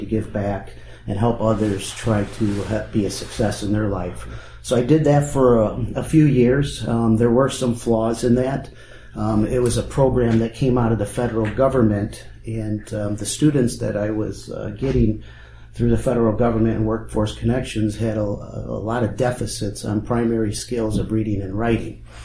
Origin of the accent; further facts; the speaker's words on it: Rockford, Illinois, United States; I'm born and raised in Winnebago County